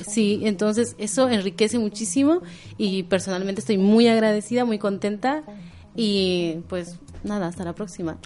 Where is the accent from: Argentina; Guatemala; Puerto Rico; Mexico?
Guatemala; yo soy de Guatemala